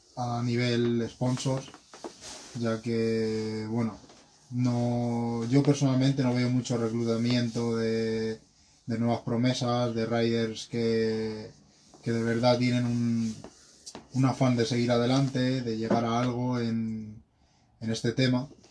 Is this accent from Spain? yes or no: yes; Madrid, Community of Madrid, Spain; soy de Madrid y tengo 26 años